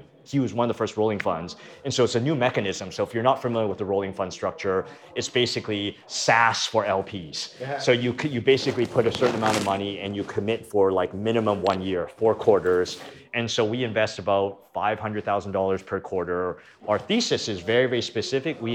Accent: Canada; moved away as an adult; now in United States; I'm originally from Canada, moved to the US to get rich

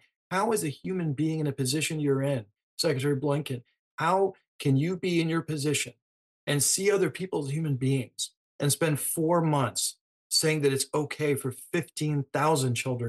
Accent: Gaza Strip, Palestine; now in Virginia, United States; I'm a physician, I'm a person from Gaza

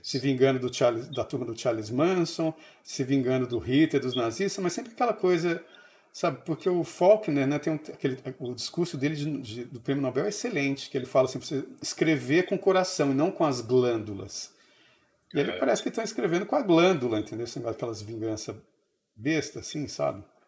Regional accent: São Paulo, Brazil; moved away; also born or lived in Brasília; eu cresci em São Paulo

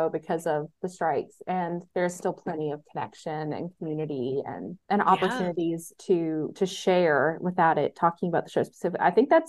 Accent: the South, United States; accent: Southern; I live in the South, if you can't tell by my accent.

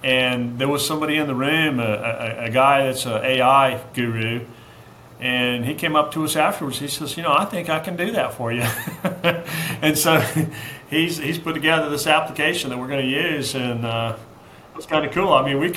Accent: Charleston, South Carolina, United States; also born or lived in Anderson, South Carolina; now in Greenville, United States; I was born in Anderson, grew up in Charleston

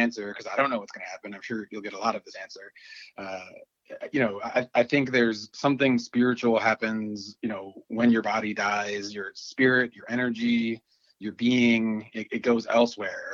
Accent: Dunkirk, New York, United States; now in Buffalo, United States; I grew up in Dunkirk, New York. It's about a half hour, 50 minutes south of Buffalo

